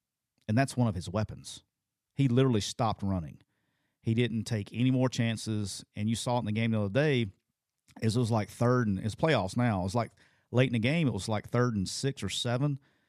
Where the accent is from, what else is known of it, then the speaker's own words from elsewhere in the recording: Alabama, United States; I'm from Alabama.